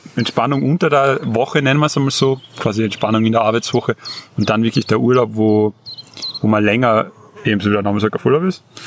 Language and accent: German; Carinthia, Austria; als Kärntner